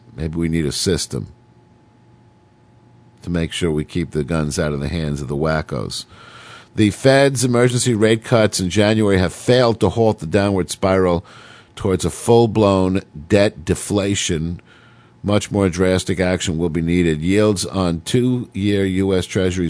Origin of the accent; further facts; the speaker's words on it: Oceanside, New York, United States; born there; Sometimes I would actually go back to the house that I was born in on Long Island. Out in Oceanside, this tiny little, you know, 8-room house that I, you know, lived in my first 4 or 5 years.